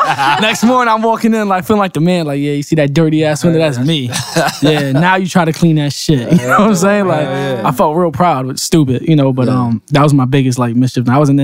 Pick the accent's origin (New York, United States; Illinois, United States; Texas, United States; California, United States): New York, United States; New York City; moved away; growing up in New York, it was different though, like celebrating Halloween because you live in a building. So we lived on the building where we had 18 floors.